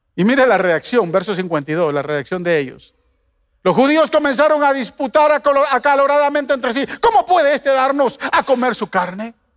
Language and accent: Spanish; Guatemala; Yo de niño en Guatemala